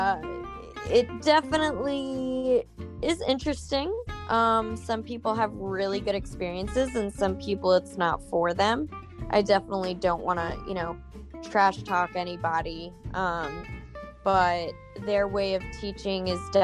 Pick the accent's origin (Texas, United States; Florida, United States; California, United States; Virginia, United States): Virginia, United States; Virginia Beach; moved away as an adult; also born or lived in Charlottesville-Richmond area; now in Norfolk, United States; I'm originally from Virginia Beach